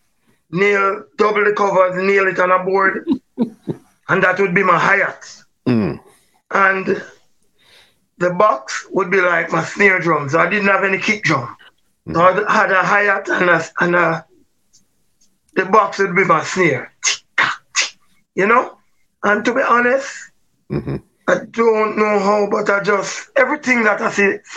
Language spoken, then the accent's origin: English; Jamaica; Barbican Road, 20 Barbican Road. And that's where I grew up till about age 11.